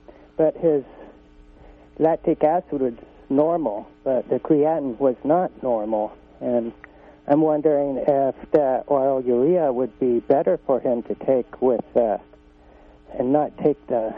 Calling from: Whitethorn, California, United States; I'm from Whitethorn.

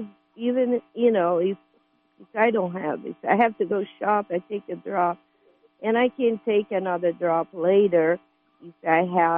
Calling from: California, United States; Well, I'm calling from Humboldt County

